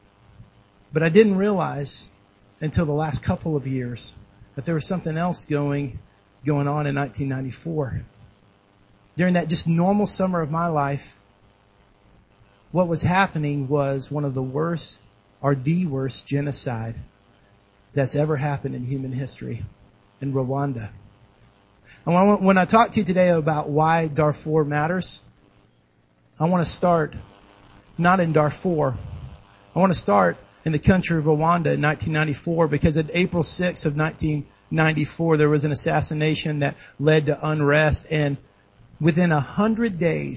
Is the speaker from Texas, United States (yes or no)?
yes; Dallas, Texas, United States; moved away as an adult; also born or lived in Kansas City; I grew up in Dallas, and I went to school in Kansas City